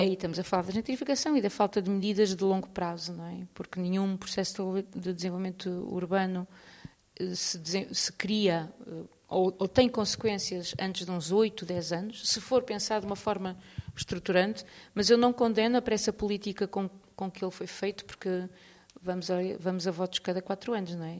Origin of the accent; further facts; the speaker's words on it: Porto, Norte, Portugal; moved away as an adult; now in Lisbon, Portugal; eu sou do Porto, mudei para Lisboa há 20 anos.